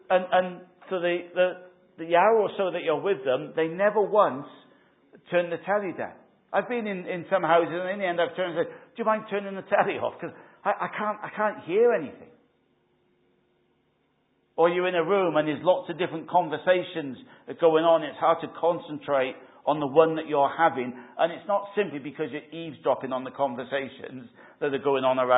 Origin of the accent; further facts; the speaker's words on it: Wales, United Kingdom; Or was it just we used to sing it in Wales? I used to sing it growing up in Christian Endeavour.